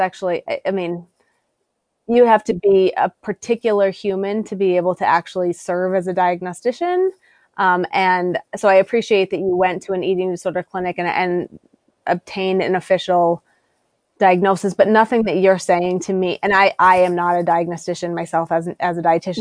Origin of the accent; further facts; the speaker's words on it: South Dakota, United States; now in Massachusetts, United States; I'm from South Dakota originally. I live in Massachusetts now